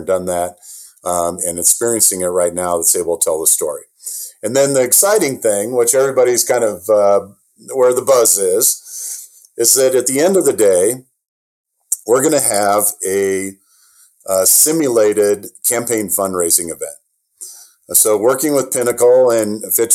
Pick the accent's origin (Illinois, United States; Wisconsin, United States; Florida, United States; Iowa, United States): Iowa, United States; I'm from Iowa